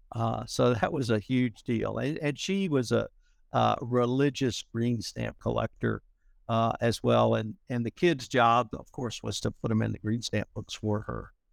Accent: Texas, United States; I'm from Texas

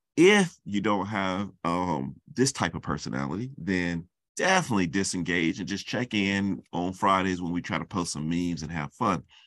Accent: Charlotte, North Carolina, United States; moved away; I'm from Charlotte, North Carolina

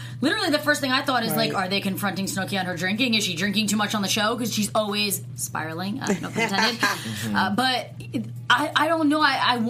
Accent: Hamilton, New Jersey, United States; moved away; They're literally filming in my hometown. Yes. I can't even believe it. Hamilton, New Jersey

